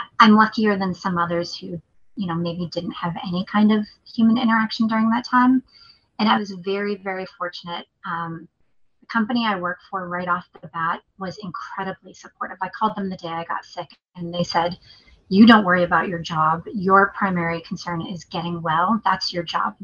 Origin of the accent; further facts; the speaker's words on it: New England, United States; moved away; I'm from New England too.